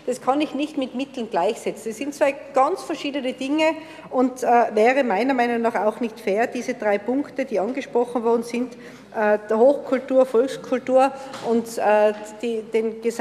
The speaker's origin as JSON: {"language": "German", "town": "Innsbruck", "region": "Tyrol", "country": "Austria", "said": "Und man hat als Innsbrucker den Luxus, dass man fast tagtäglich aus diesen ganz verschiedenen Bereichen wählen kann."}